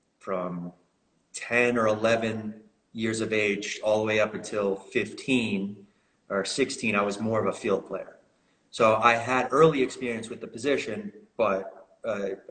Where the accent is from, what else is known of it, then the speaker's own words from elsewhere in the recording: Melbourne, Florida, United States; moved away as an adult; also born or lived in Belgium; now in Oklahoma, United States; born and raised in Melbourne, Florida